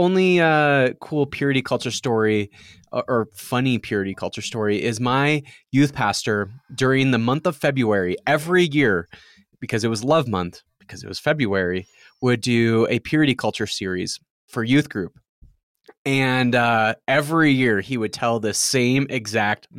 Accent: Midwest, United States; I'm from the Midwest

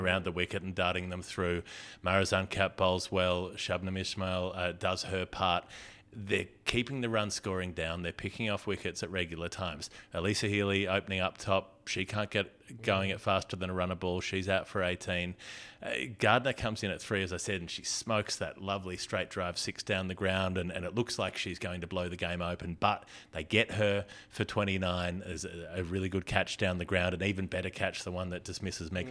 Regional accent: Melbourne, Victoria, Australia; my hometown

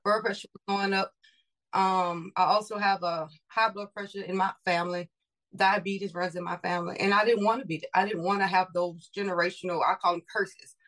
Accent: Louisiana, United States; now in Houston, United States; I am from Louisiana. I live in Texas. Okay. I always how- say born and raised Louisiana, Texas made.

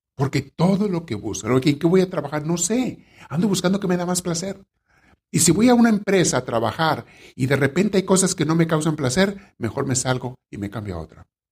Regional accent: Mexico; A mí me tocó conocer gente en mi pueblo, en México, donde me creé niño

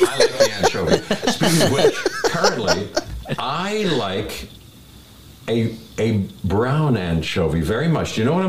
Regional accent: Pittsburgh, Pennsylvania, United States; at my house where we grew up in Pittsburgh

